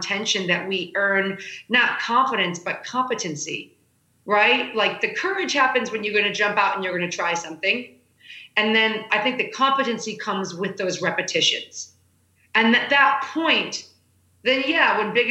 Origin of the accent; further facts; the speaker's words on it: Chicago, Illinois, United States; moved away; I'm a middle kid out of Chicago